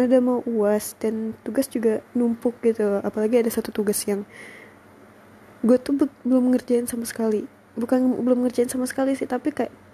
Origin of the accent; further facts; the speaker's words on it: Payakumbuh, West Sumatra, Indonesia; karena pandemi aku harus balik nih ke kota aku ke Payakumbuh kan nah di Payakumbuh tuh kayak aku juga nggak bisa kemana-mana